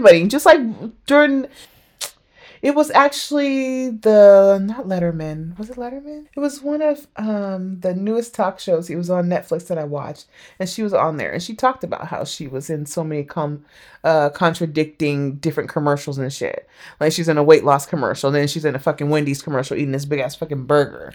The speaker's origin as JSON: {"language": "English", "country": "United States", "tie": "born or raised there", "said": "growing up in America"}